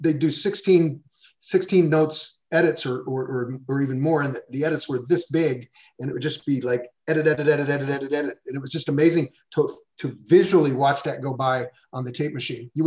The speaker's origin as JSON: {"language": "English", "town": "Indianapolis", "region": "Indiana", "country": "United States", "tie": "born or raised there", "said": "I grew up in Indianapolis, Indiana. I grew up in the Midwest"}